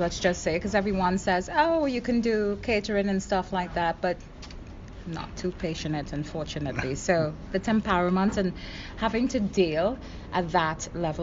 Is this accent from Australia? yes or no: no; Trinidad & Tobago; I'm from Trinidad